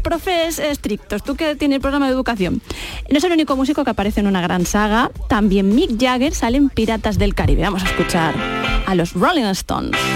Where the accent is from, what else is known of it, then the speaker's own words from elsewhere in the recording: Andalusia, Spain; como andaluces